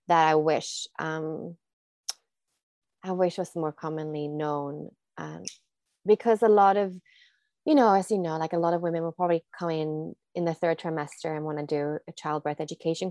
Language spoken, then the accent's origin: English; Sweden; moved away as an adult; also born or lived in Australia; I am from Sweden